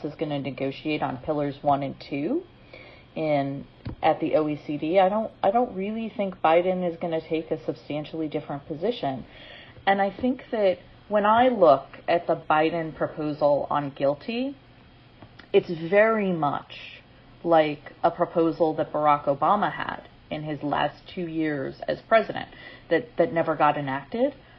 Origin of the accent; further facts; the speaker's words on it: Maryland, United States; my home state of Maryland